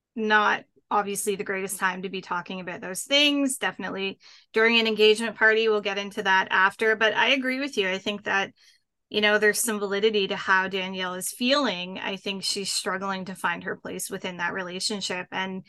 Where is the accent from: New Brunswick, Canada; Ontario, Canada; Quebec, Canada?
Ontario, Canada; a little town just outside of Ottawa; I am from north of the border. So I'm from Canada in a little town just outside of Ottawa.